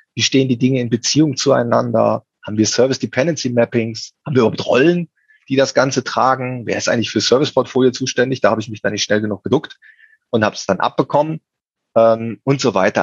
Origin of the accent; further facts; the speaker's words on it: Cologne, North Rhine-Westphalia, Germany; ich bin Kölner